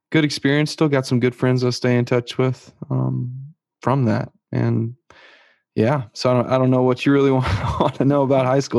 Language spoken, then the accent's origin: English; Lascassas, Tennessee, United States; I grew up in Las Casas, Tennessee, um, um, which is just outside of Murfreesboro